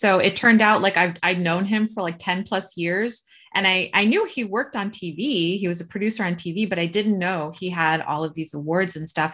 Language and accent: English; United States; we're American